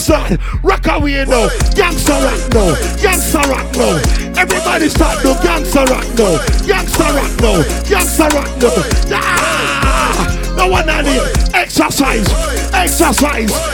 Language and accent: English; Jamaica; also born or lived in East Coast; I'm Jamaican